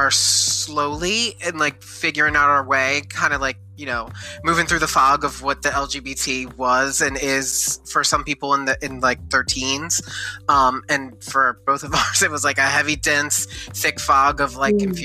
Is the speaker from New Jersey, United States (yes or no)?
yes; New Jersey, United States; born or raised there